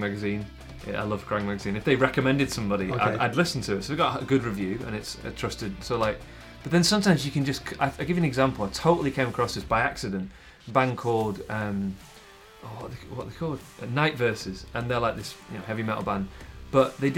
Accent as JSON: {"language": "English", "region": "England", "country": "United Kingdom", "said": "I'm English"}